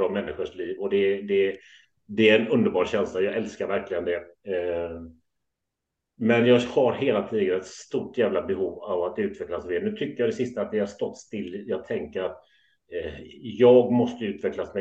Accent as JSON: {"language": "Swedish", "town": "Gothenburg", "region": "Västra Götaland", "country": "Sweden", "tie": "born or raised there", "also_born_or_lived": "Kullavik", "said": "född och uppvuxen i Göteborg"}